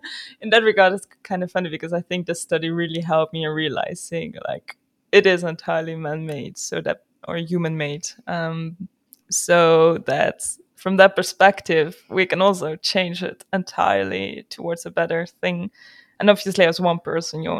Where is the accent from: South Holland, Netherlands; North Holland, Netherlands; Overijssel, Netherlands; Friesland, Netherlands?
Friesland, Netherlands; I'm Dutch. And in that regard, I grew up in Friesland